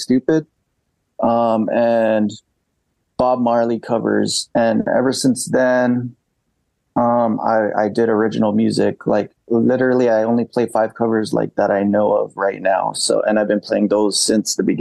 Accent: Guam; moved away as an adult; also born or lived in Japan / Florida; now in St. Petersburg, United States; growing up on Guam

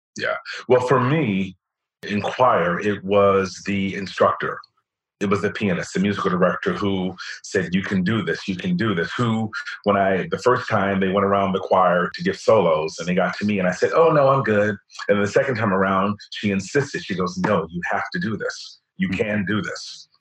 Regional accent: Cincinnati, Ohio, United States; now in New York, United States; I grew up in Walnut Hills, right off of Gilbert Avenue

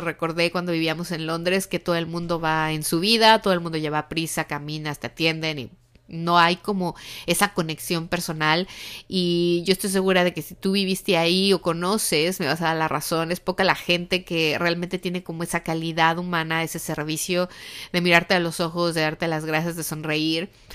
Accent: Mexico; now in United States; en México nosotros no tenemos esta tradición, pero desde que llegamos aquí a Estados Unidos, bueno, como dicen en mi país

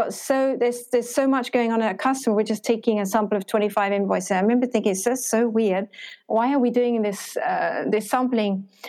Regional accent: Ho Chi Minh City, Vietnam; I'm from Ho Chi Minh City, but I'm not very Vietnamese. Don't sound very Vietnamese.

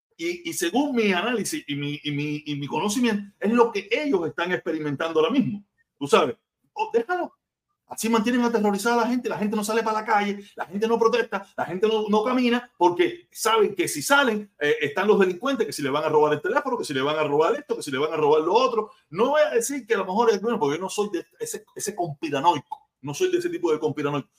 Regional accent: Cuba; now in Miami, United States; yo soy un protector cubano

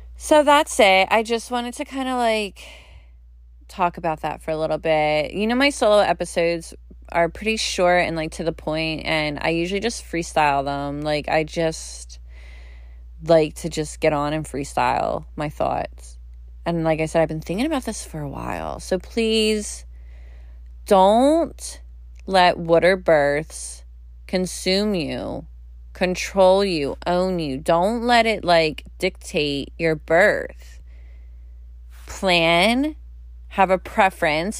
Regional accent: Philadelphia, Pennsylvania, United States; I grew up in Philly. You go to Philly or South Jersey, we say water. It's W O O D E R

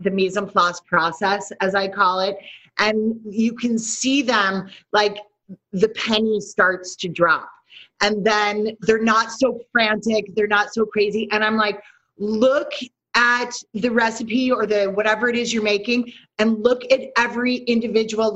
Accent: New York City, New York, United States; I am from New York City

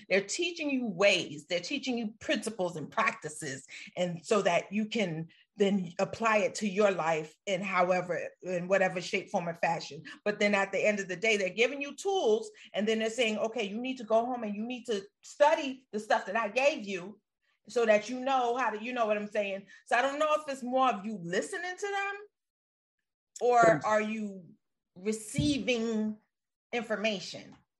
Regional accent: New York City, New York, United States; growing up in Brooklyn

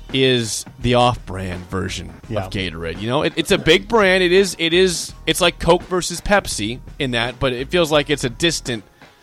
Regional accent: Beatrice, Nebraska, United States; born or raised there

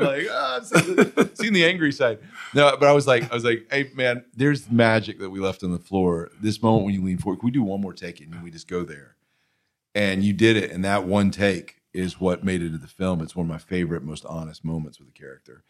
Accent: Alabama, United States; we're from Alabama, so we keep it very blue collar

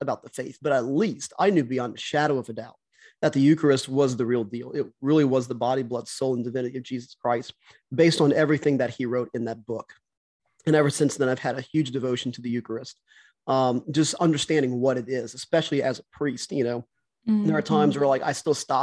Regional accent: South Louisiana, United States; In South Louisiana, it's so Catholic down here. That, you know, even in high school, I went to public high school

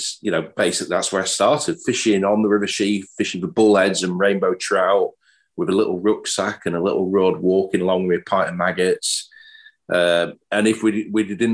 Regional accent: Sheffield, Yorkshire and the Humber, United Kingdom; also born or lived in Cambridge; I'm originally from Cambridge, lived in Cambridge, born in Cambridge, moved up to Sheffield when I was 7.

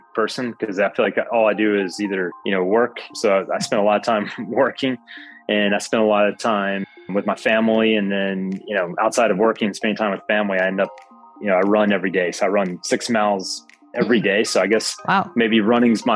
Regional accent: Alabama, United States; now in Atlanta, United States; I'm originally from Alabama

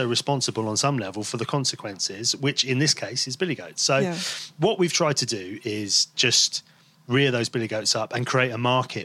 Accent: Devon, South West England, United Kingdom; moved away as an adult; also born or lived in London; I grew up in Devon, where, and by the sea

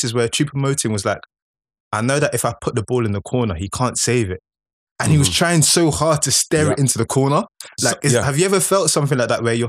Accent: Nigeria; I'm a Nigerian

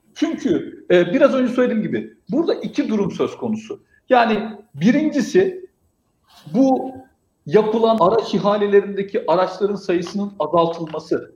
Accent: Istanbul, Turkey; 84 İstanbul doğumluyum

